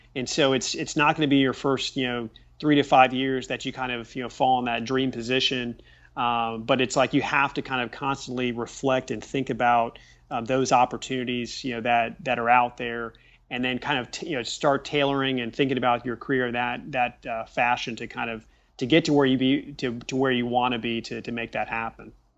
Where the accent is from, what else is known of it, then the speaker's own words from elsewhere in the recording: Richmond, Indiana, United States; growing up in Richmond, Indiana